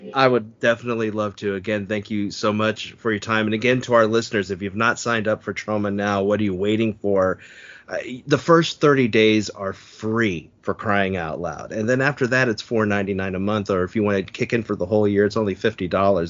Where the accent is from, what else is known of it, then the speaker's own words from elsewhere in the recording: San Francisco Bay Area, California, United States; I grew up in the San Francisco Bay Area